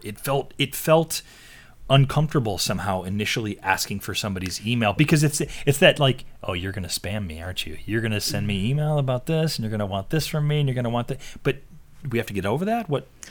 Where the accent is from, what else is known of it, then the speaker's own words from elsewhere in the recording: East Coast, United States; I grew up on the East Coast